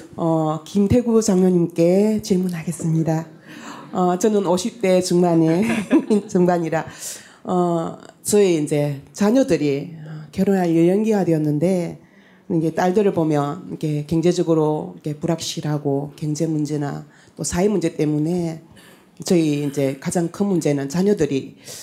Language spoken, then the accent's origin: Korean; Tongyeong, South Gyeongsang, South Korea; 고향은 통영인데